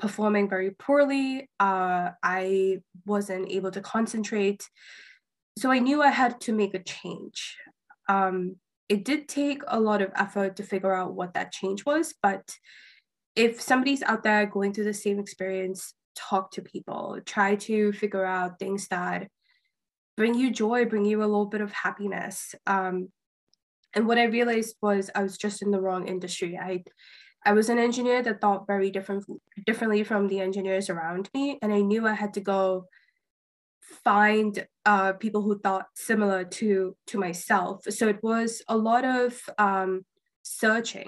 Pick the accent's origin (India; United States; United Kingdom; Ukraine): India; moved away; I grew up in India